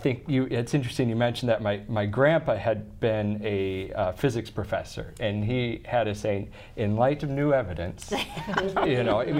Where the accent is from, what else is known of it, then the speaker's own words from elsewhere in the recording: Madison, South Dakota, United States; growing up in Madison